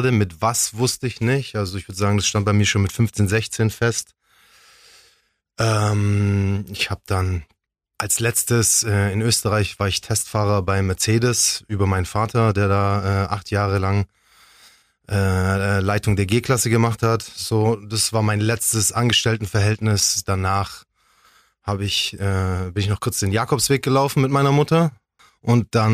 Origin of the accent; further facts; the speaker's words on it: Ulm, Baden-Württemberg, Germany; Ich bin Ulmer. Ich bin hier geboren, ich bin hier aufgewachsen.